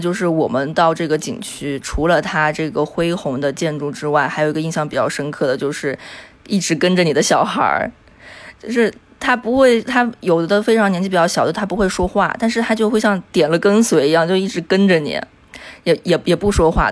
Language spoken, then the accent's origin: Chinese; Yunnan, China; moved away as an adult; also born or lived in Phnom Penh, Cambodia; now in Kuala Lumpur, Malaysia; 我是云南人，然后这，呃，我在毕业之后就一直是游走于东南亚